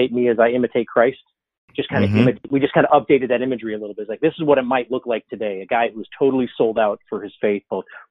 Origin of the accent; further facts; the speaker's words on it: Chicago, Illinois, United States; So I live in Chicago. I grew up in Chicago. I'm a Chicago kid.